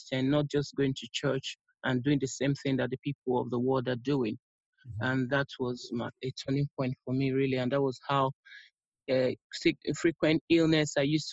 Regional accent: Nigeria; now in London, United Kingdom; I'm originally from Nigeria, but I'm based in the United Kingdom, London to be precise.

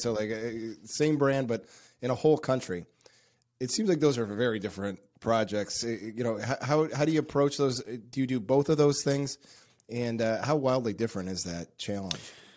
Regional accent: United States; as an American

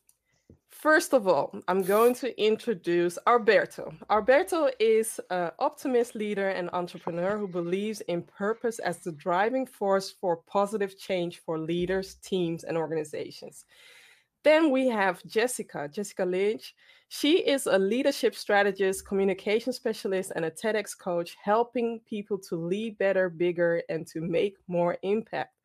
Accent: Amsterdam, North Holland, Netherlands; based in the Netherlands, born and raised in Amsterdam, Ghanaian background

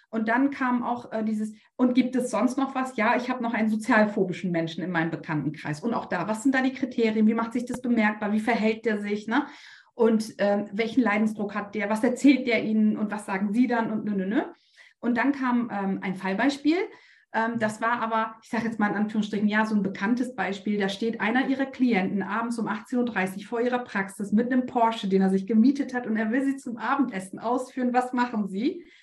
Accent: Bremen, Germany; weil ich komme aus Bremen.

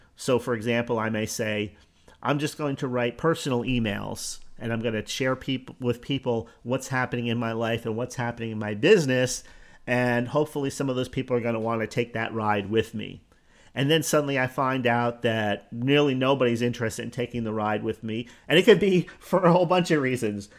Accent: Newark, New Jersey, United States; Born in Newark, New Jersey, which really isn't that far from New York

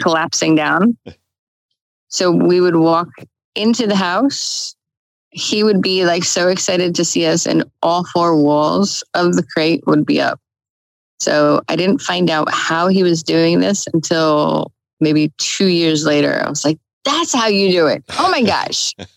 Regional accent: New Jersey, United States; moved away; I'm originally from New Jersey. So I was up in New Jersey visiting family

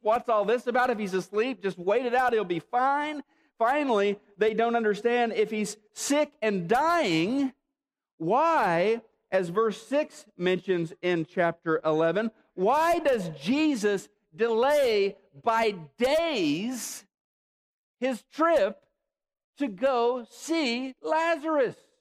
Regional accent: Neosho, Missouri, United States; moved away; my hometown of Neosho

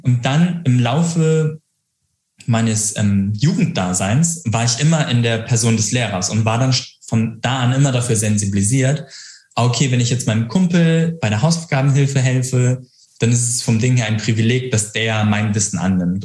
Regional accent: Hamburg, Germany; accent: northern German; moved away as an adult; now in Frankfurt, Germany; ich bin Hamburger Jung, ich komme äh, aus dem Norden, äh, deswegen könnte ich auch so mit ganz nordischem Akzent sch schnacken

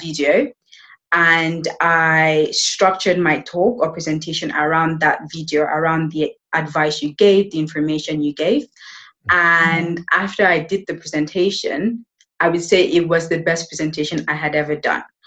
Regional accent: Nigeria; also born or lived in United Kingdom; now in Spain; I am from Nigeria.

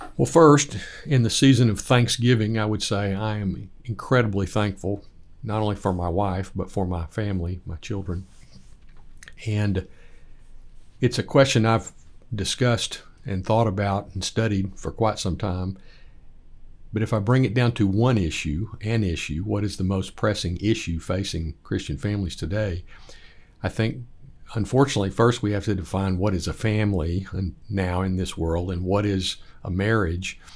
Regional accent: Lubbock, Texas, United States; moved away as an adult; also born or lived in Africa / Atlanta; now in Dallas, United States; born and reared in Lubbock, Texas

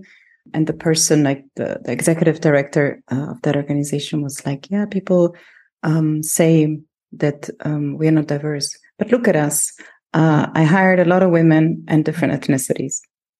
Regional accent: Germany; So if I look at myself, I grew up in Germany as

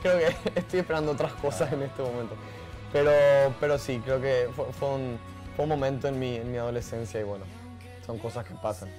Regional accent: Paraguay; Paraguay, en mi país

